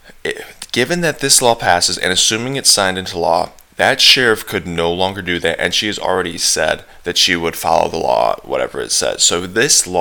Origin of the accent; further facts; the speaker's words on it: Texas, United States; being a Texan